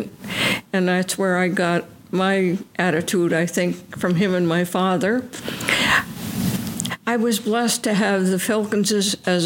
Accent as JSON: {"language": "English", "area": "Jocelyn School Road, hill towns near Albany", "region": "New York", "country": "United States", "tie": "born or raised there", "said": "I was born on Jocelyn School Road on my grandfather's house"}